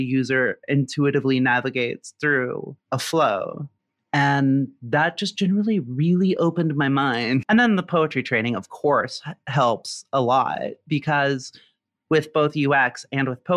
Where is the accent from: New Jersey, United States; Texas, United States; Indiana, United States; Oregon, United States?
Indiana, United States; a suburb of Indianapolis, United States; moved away as an adult; now in Memphis, United States; I am originally from Indiana, grew up in a suburb of Indianapolis and graduated from Ball State University. So I'm a Midwestern kid through and through